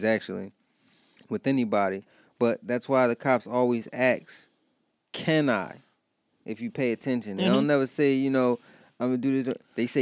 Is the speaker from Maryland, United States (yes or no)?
yes; Baltimore, Maryland, United States; I'm from Baltimore